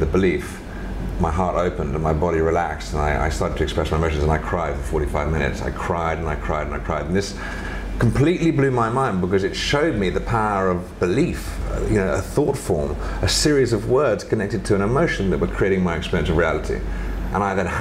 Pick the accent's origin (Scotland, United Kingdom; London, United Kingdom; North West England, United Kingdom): London, United Kingdom; I grew up in England and London